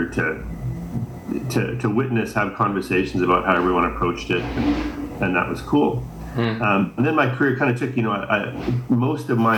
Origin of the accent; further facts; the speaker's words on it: Saskatchewan, Canada; now in British Columbia, Canada; I grew up in Saskatchewan, very flat